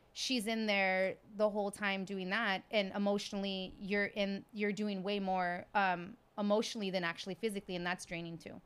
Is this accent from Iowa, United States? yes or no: no; Texas, United States; moved away; I'm from Texas